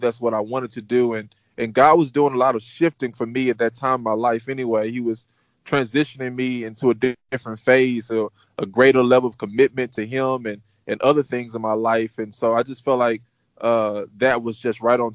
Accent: Houston, Texas, United States; I am born and raised in Houston, Texas.

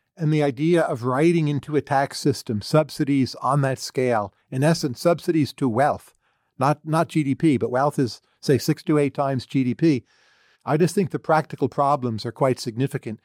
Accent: United States; I'm an American citizen, pretty patriotic

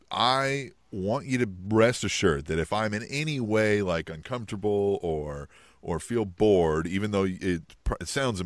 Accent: New York, United States; This was in Manhattan, like my hometown.

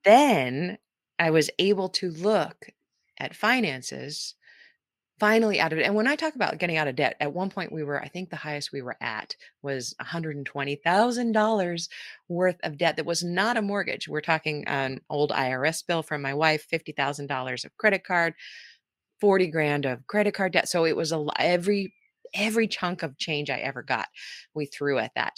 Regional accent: California, United States; moved away as an adult; also born or lived in Saipan; now in Wellington, New Zealand; Most, mostly in California

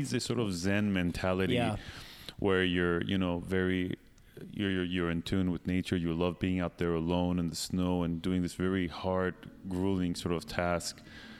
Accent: Eugene, Oregon, United States; also born or lived in Iran; I was born in Iran, but when I was like 2 years old, we moved to Eugene, Oregon, small hippie town.

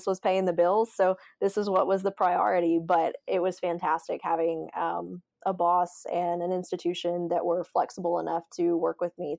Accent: Alabama, United States; So I'm originally from Alabama.

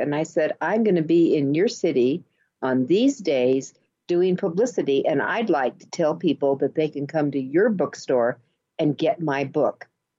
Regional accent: New York, United States; You know, I came from New York

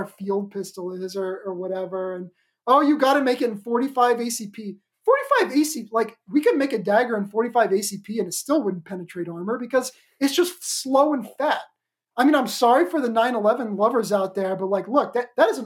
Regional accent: Oklahoma, United States; my home state, the freedom-loving Oklahoma

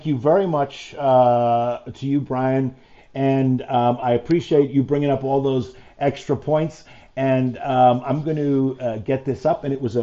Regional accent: New York City, New York, United States; I'm from New York City, born and raised in New York City

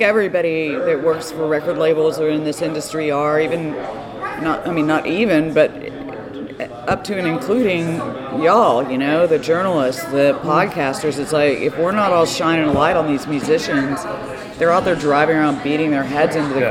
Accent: Austin, Texas, United States; I grew up in Austin, um, surrounded by music

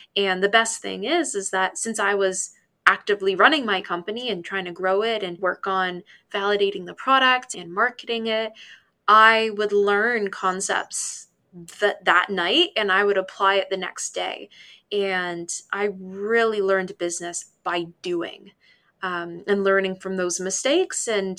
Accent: Hamilton, Ontario, Canada; my hometown, Hamilton.

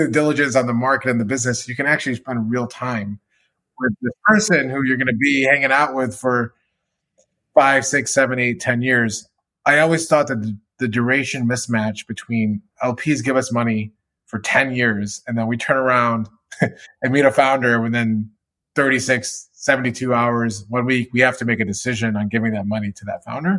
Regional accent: Michigan, United States; moved away as an adult; now in New York, United States; I grew up in the Midwest in Michigan

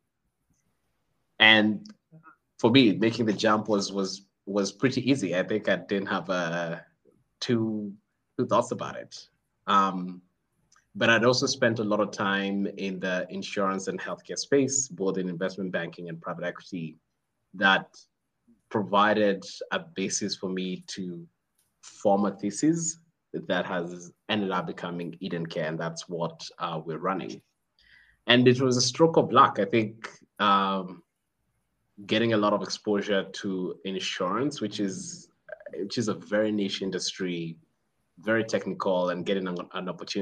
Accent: Kenya; now in Rwanda; I am Kenyan

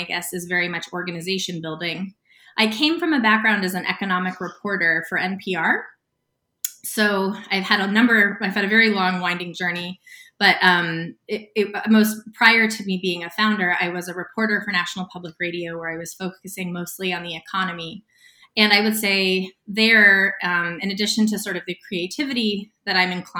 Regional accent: United States; also born or lived in Sedona, Arizona / Santa Fe, New Mexico; I grew up in Sedona, Arizona, and Santa Fe, New Mexico

